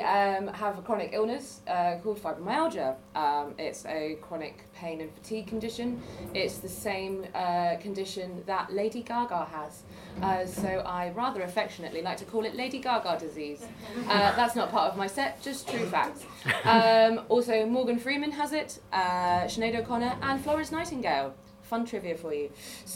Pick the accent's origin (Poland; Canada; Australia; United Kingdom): United Kingdom; Wales; I am also from Wales, originally. I don't sound like I'm from Wales, because I'm from the part of Wales where everyone retires to, all the equestrians and the city commuters.